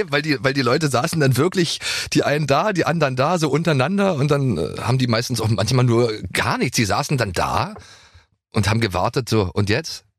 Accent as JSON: {"language": "German", "country": "Germany", "said": "ich komme ja regelrecht nicht nur aus einer anderen Zeit, sondern aus, aus einem Land, was es auch nicht mehr gibt"}